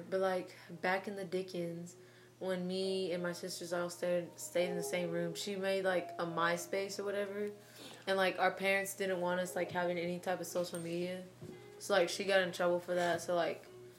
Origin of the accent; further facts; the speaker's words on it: Tennessee, United States; I'm from Tennessee.